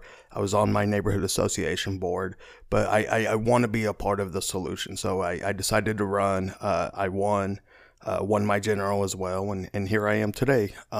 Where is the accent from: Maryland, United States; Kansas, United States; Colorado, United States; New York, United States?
Kansas, United States; Wichita; I'm from Wichita, actually born and raised in my district in Southwest Wichita.